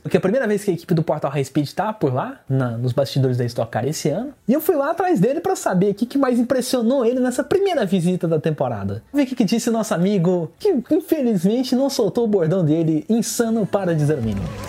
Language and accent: Portuguese; Goiás, Brazil; a frase símbolo de onde eu venho